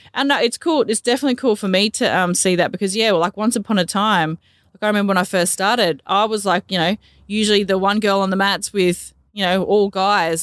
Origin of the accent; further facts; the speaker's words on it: Gympie, Queensland, Australia; also born or lived in Manly, New South Wales / Miles, Queensland; I grew up in Queensland. Um, spent majority of my life in Gympie